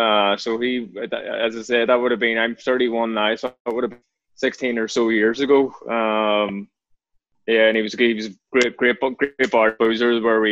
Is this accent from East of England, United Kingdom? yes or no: no; Belfast, Northern Ireland, United Kingdom; born or raised there; moved away